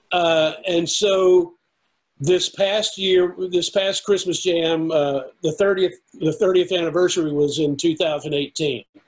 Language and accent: English; United States; local musicians in my hometown